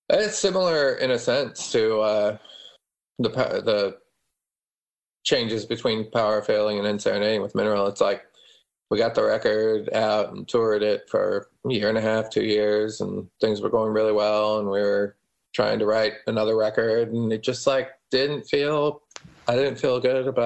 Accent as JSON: {"language": "English", "town": "Omaha", "region": "Nebraska", "country": "United States", "tie": "born there", "said": "I was born in Omaha."}